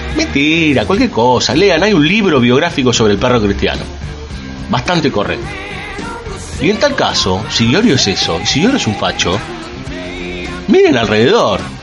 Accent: Argentina; sobre todo los capitalinos y unos cuantos del conurbano, que creemos que somos el ombligo de la Argentina

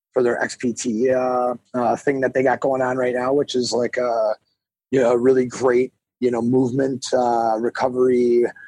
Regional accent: Milwaukee, Wisconsin, United States; I grew up in Milwaukee, Wisconsin.

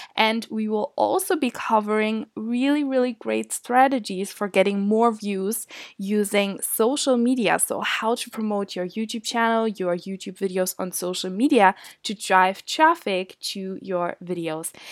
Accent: Germany; moved away as an adult; now in Scotland, United Kingdom; I'm from Germany

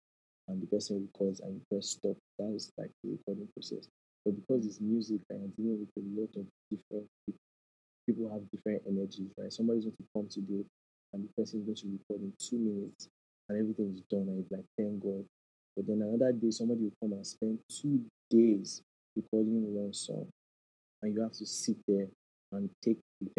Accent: Nigeria; as Nigerian parents

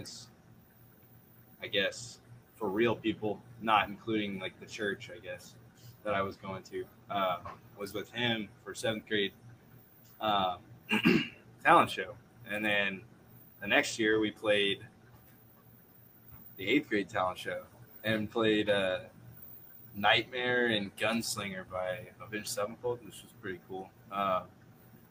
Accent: Cape Girardeau, Missouri, United States; Us three, though, we grew up in Cape Girardeau, Missouri

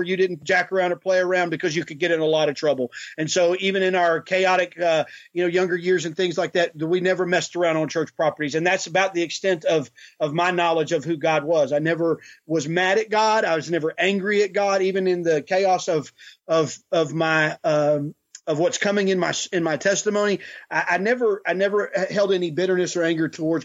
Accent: Houston, Texas, United States; also born or lived in California; we moved to Texas. And so I grew up in Texas, in Houston. And so I'm a Texan

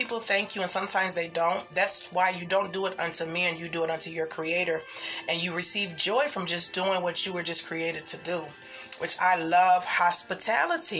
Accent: Midwest, United States; I am from the Midwest area

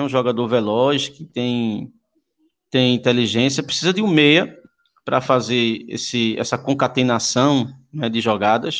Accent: Curado, Pernambuco, Brazil; Eu fui nascido e criado no Curado

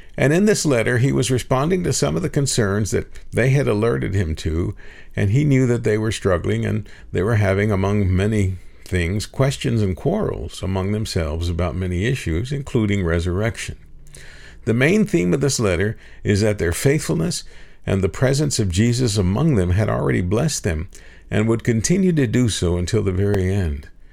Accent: Gainesville, United States; also born or lived in Houston; my home in Gainesville.

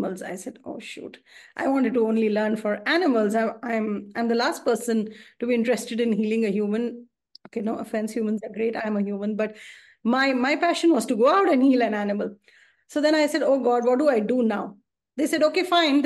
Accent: New Delhi, Delhi, India; I'm from India and I'm from New Delhi.

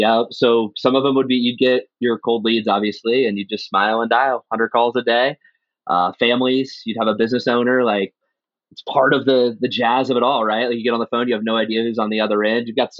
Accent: Nebraska, United States; moved away as an adult; also born or lived in Minneapolis; So I'm originally from Nebraska.

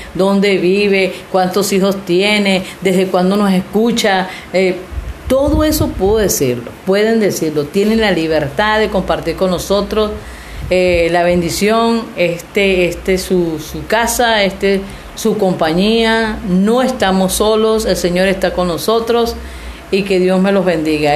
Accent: Venezuela; now in Mexico; somos venezolanas, estamos aquí en México

